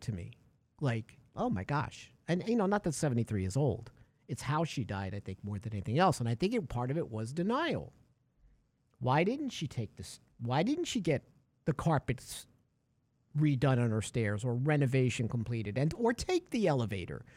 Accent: New York, United States; growing up in New York, uh, you know, uh, in the eighties

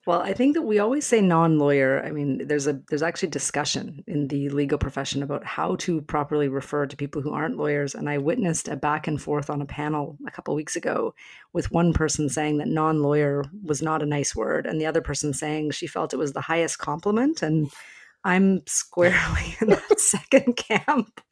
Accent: Alberta, Canada; moved away; I'm from Alberta originally

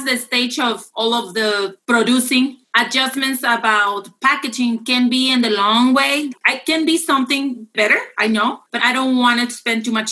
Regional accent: Mexico; moved away as an adult; now in United States; I'm from Mexico

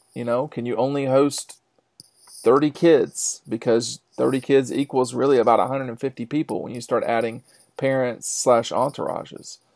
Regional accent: DeKalb County, Georgia, United States; I grew up in DeKalb County

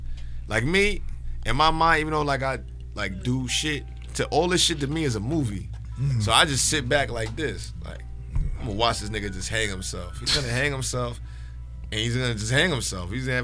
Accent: New York City, New York, United States; born or raised there; also born or lived in Bronx, New York / Brooklyn, New York / Roosevelt, New York / Uniondale, New York

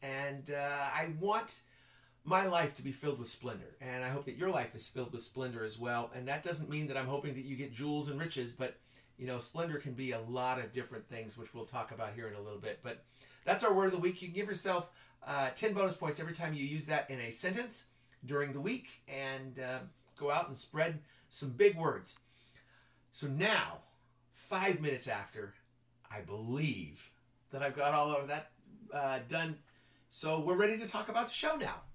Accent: Ridgecrest, California, United States; lived in Ridgecrest most of my life

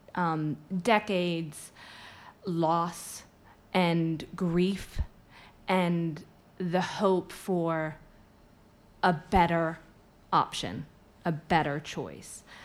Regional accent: United States; moved away as an adult; I'm American, um, though I've lived here for quite some time, and so I go between the two countries

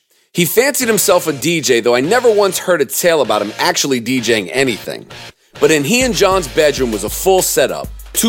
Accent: Durham, North Carolina, United States; I was born and raised in Durham, North Carolina. Like most rappers, my parents were New York Jews who moved down south for a great career opportunity for my father and a better life for their children.

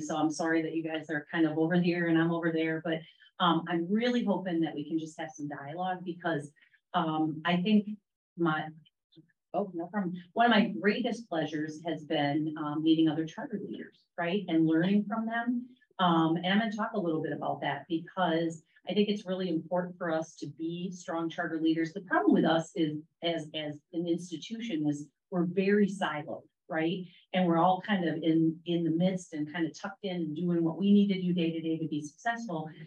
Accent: Wisconsin, United States; moved away as an adult; now in Charlotte, United States; I am from the great state of Wisconsin

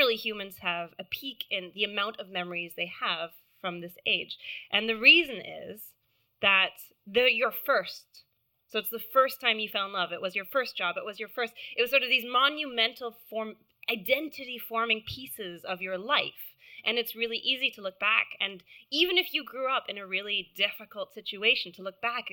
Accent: Canada; accent: American; now in London, United Kingdom; I live in London. I know I sound American. I'm not American. I'm Canadian

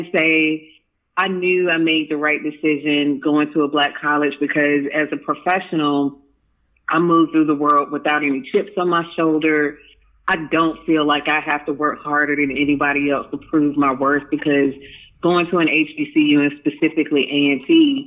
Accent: Durham, North Carolina, United States; I'm originally from Durham, North Carolina

